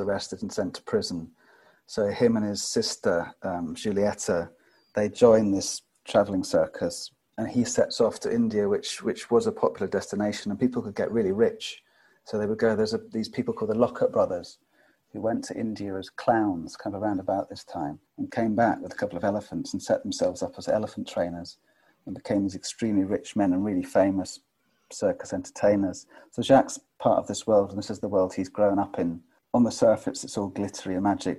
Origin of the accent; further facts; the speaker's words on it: Scotland, United Kingdom; I'm Scottish